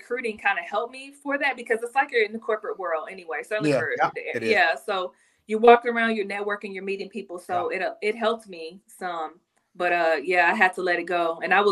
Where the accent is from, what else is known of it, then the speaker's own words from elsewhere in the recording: Garland, Texas, United States; I'm from Garland. So a little bit outside of Dallas.